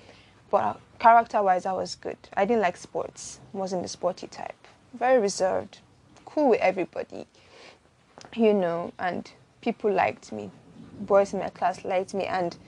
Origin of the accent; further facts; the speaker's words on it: Benin City, Edo, Nigeria; also born or lived in Lagos; my siblings and I grew to love the Catholic Church because I grew up in Benin before we moved to Lagos.